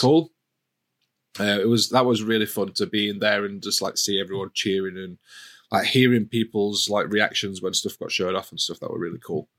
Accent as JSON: {"language": "English", "region": "Yorkshire and the Humber", "country": "United Kingdom", "said": "as a Yorkshireman"}